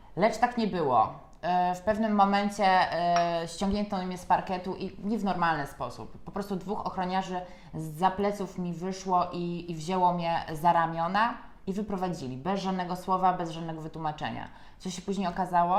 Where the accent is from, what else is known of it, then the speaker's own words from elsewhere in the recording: Poland; u nas w kraju